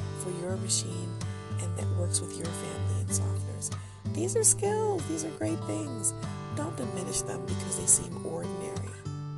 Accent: Detroit, Michigan, United States; accent: country twang; You can tell I'm from Detroit.

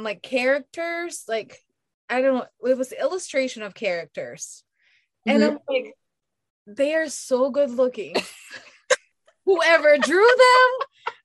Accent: Philippines; I'm Filipino, like Veronica said, and you know, the origins of my people are called Aitas

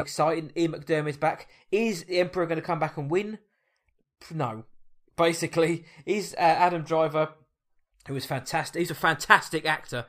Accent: England, United Kingdom; I Am English.

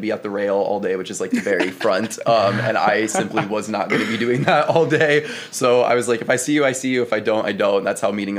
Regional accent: Carmel, Indiana, United States; moved away as an adult; also born or lived in Bloomington, Indiana; now in Chicago, United States; I am from Carmel, Indiana, which is a suburb like 20 minutes north of Indy. I've lived there my entire life, just been a Midwestern Indiana boy.

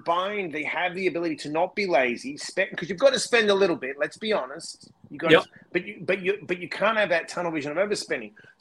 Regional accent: New York, United States; moved away; I come from New York originally

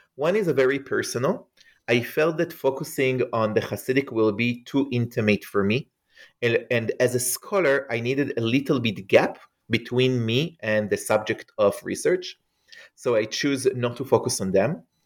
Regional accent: Israel; English is a second language; as you can hear probably from my accent, um, I am not an American. I grew up in Israel

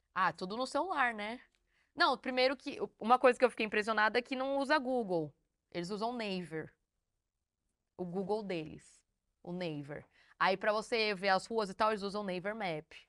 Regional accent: Brazil; now in South Korea; a gente é do Brasil

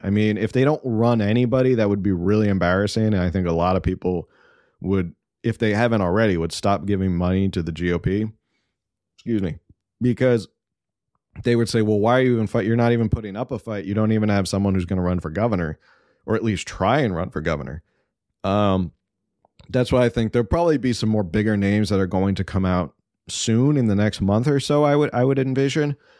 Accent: East Coast, United States; now in California, United States; I grew up on the East Coast

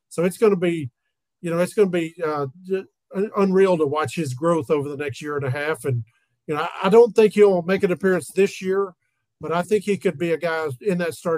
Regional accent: Tennessee, United States; accent: twang; if you guys can't tell by my twang, Josh and I kind of sound alike.

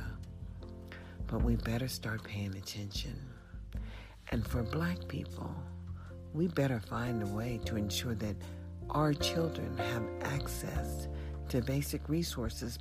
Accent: United States; as an American

